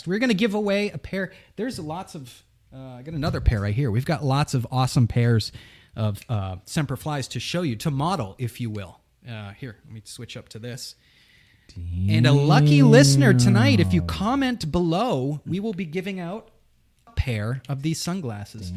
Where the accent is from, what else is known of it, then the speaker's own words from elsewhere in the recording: New England, United States; I'm from New England.